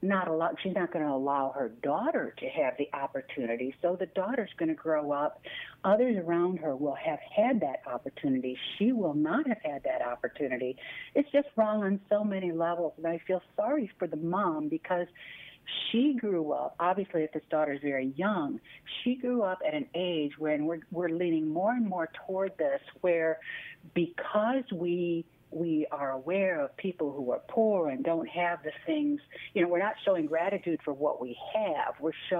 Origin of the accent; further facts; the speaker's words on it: Midwest, United States; I'm a Midwesterner. And also, I mean, mine would have been in the 60s and 70s.